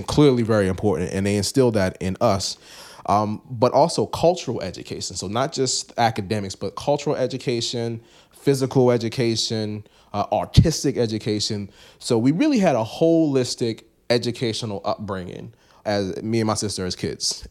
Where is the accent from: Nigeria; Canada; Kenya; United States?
United States; Baltimore, Maryland; I come from East Baltimore